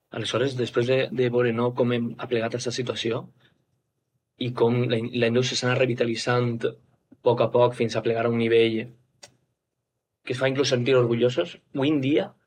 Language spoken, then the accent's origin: Catalan; Llíria, Valencian Community, Spain; som de Lleida, la capital de comarca